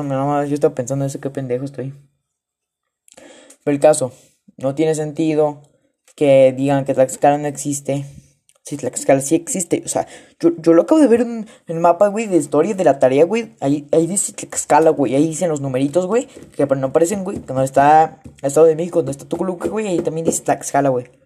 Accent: Paraguay; Soy paraguayo. Vivo en Paraguay. Vivo en una bandera la cual se parece a la de Holanda.

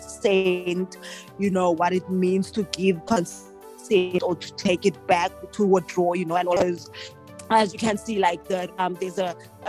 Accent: Mossel Bay, Western Cape, South Africa; I'm from Muscle Bay, which is like 4 hours, 5 hours away from Cape Town

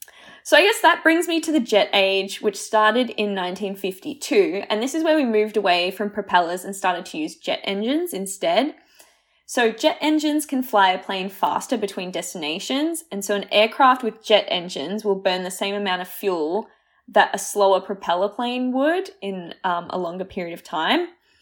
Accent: Croatia; born there; because I was born in Croatia, so I go back every, like, 3 years, and that is a whole day of travel

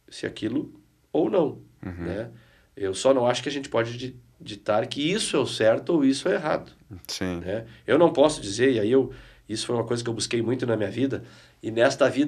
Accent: Porto Alegre, Rio Grande do Sul, Brazil; E eu sou de Porto Alegre.

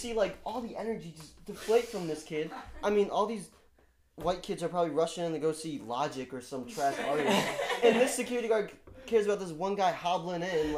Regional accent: Chicago, Illinois, United States; moved away; I'm from Chicago

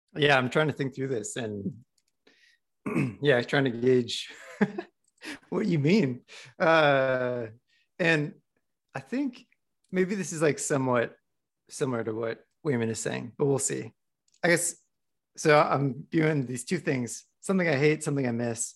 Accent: Midwest, United States; moved away; I was recently back in the Midwest

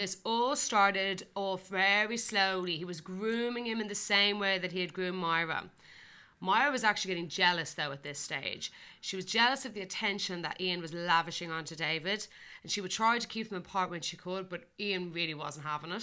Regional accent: Ireland; I'm getting Irish here

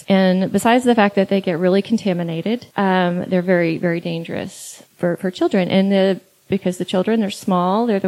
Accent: East Texas, United States; I'm from East Texas

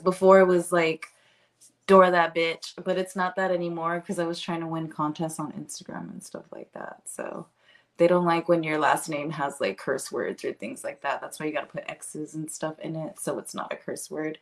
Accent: Texas, United States; I'm a Texan.

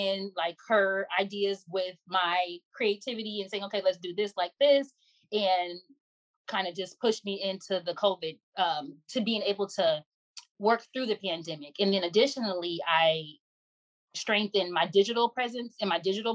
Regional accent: Inglewood, California, United States; also born or lived in Florida; Born and raised in Los Angeles, specifically Inglewood, California.

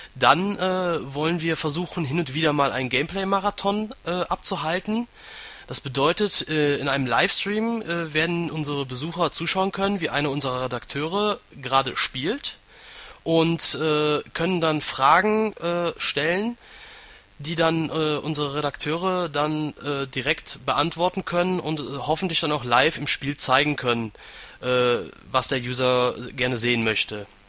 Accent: Aachen, North Rhine-Westphalia, Germany; Ich komme aus Aachen, bin 26 Jahre alt

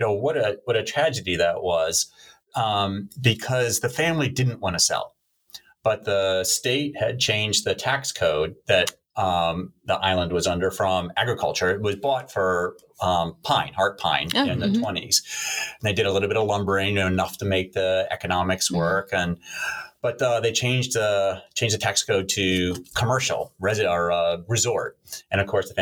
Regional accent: United States; moved away; also born or lived in Virginia / South Carolina; I grew up on the East Coast, coastal Virginia and coastal South Carolina

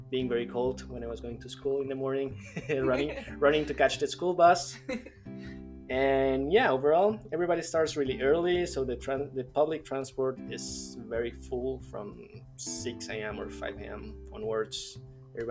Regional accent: Bogotá, Bogotá Capital District, Colombia; I was born in Colombia, in the capital of Colombia, Bogotá

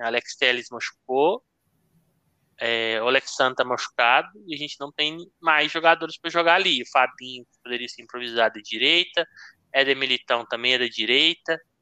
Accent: Brazil; Como brasileiro

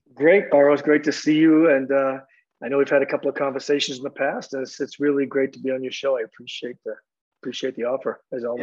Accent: Boston, Massachusetts, United States; moved away as an adult; now in California, United States; I grew up in Boston

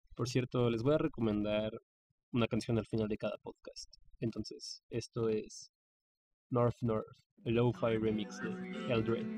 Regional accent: Mexico; mi país, México

